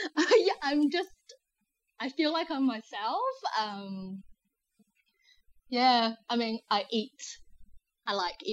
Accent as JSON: {"language": "English", "country": "New Zealand", "tie": "born or raised there", "also_born_or_lived": "China", "said": "I'm originally from China. I moved to New Zealand when I was 5. And New Zealand's just really become my home."}